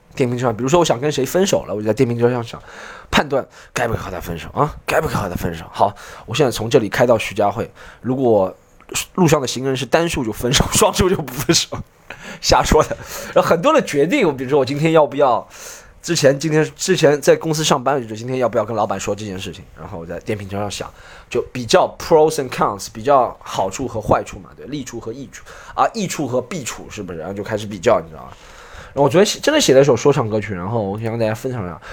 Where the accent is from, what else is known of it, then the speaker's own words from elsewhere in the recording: China; 可是我们中国人暴躁点很多，不，中国人暴躁点很多。